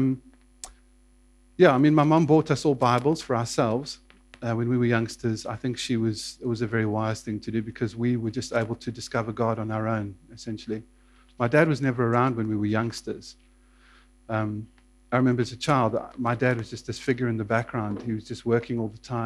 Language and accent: English; South Africa; also born or lived in Johannesburg, South Africa; I was born in Johannesburg, but grew up on a farm southwest of Johannesburg, about 100 miles south-southwest